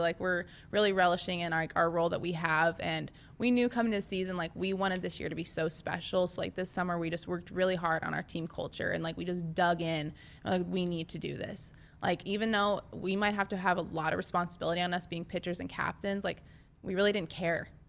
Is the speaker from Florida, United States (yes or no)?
no; Nebraska, United States; I'm from Nebraska, and I played for Nebraska